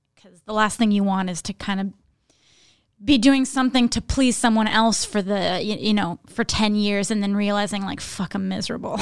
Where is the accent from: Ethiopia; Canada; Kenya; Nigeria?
Canada; Laurentians, Quebec; now in Montreal, Canada; I grew up up north in Laurentians of Quebec